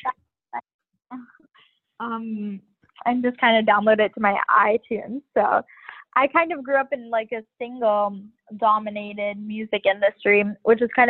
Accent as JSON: {"language": "English", "town": "Miami", "region": "Florida", "country": "United States", "tie": "born or raised there", "said": "I grew up in Miami, which is just like this diverse melting pot of like so many different cultures."}